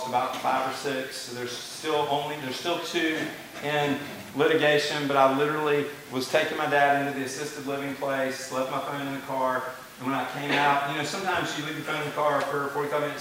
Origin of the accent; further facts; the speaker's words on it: Fort Mill, South Carolina, United States; I was in Fort Mill, my parents' town, my hometown where I grew up